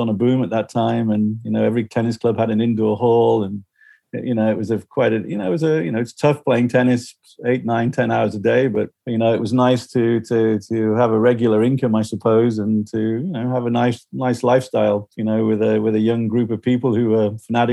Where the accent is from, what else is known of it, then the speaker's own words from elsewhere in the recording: Liverpool, North West England, United Kingdom; I grew up in Liverpool